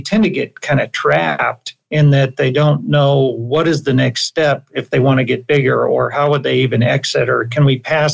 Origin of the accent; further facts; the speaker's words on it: Idaho, United States; now in Salt Lake City, United States; I grew up in Idaho, actually. My father was a dairy farmer